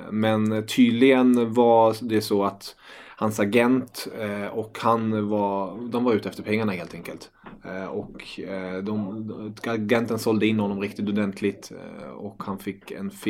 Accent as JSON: {"language": "Swedish", "country": "Germany", "moved": "yes", "said": "jag är tysk."}